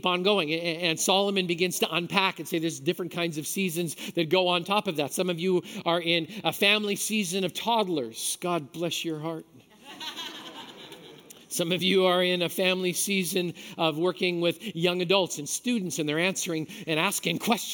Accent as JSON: {"language": "English", "region": "Manitoba", "country": "Canada", "tie": "born or raised there", "said": "I grew up in Manitoba"}